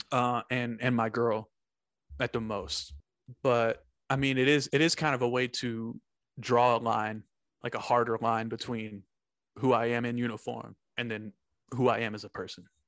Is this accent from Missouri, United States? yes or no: no; Texas, United States; I'm from, I'm from Longhorn Territory